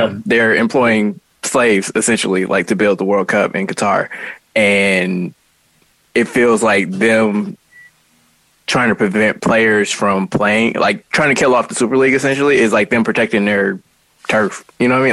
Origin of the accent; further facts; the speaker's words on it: United States; as an American